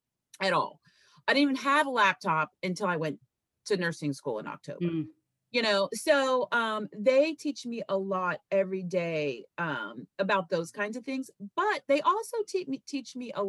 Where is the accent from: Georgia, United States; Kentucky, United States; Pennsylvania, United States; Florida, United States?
Kentucky, United States; I grew up in Kentucky, okay, with hippies